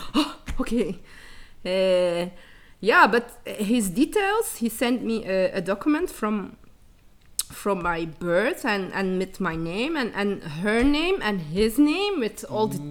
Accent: Dadizele, Flanders, Belgium; born or raised there; also born or lived in Chile

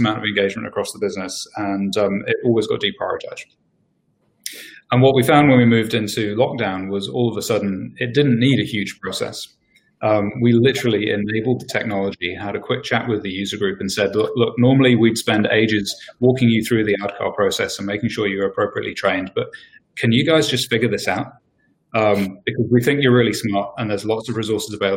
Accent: England, United Kingdom; moved away as an adult; now in New Zealand; I'm English, I've been here for 11 years now nearly

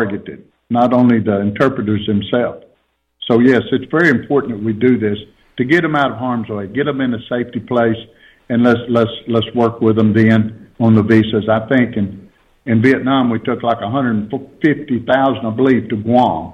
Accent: Texas, United States; I'm from Texas

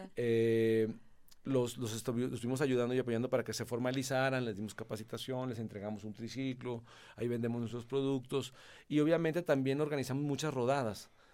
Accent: Mexico; moved away as an adult; also born or lived in Nuevo León; now in Colombia; soy mexicano

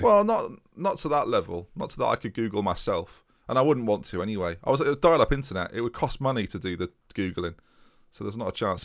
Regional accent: United States; accent: American; my American accent

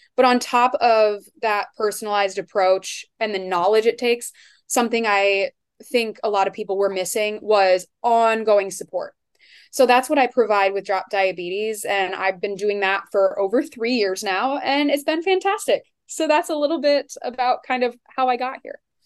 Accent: Iowa, United States; also born or lived in Seattle area; now in Seattle, United States; I am from Iowa originally, but now I live in kind of the Seattle area

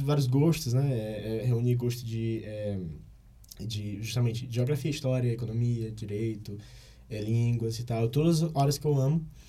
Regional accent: Fortaleza, Ceará, Brazil; moved away as an adult; now in Brasília, Brazil; eu sou de Fortaleza

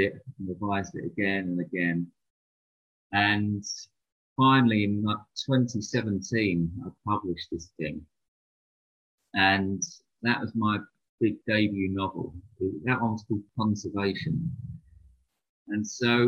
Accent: London, United Kingdom; I grew up in London, and that was during the 1990s

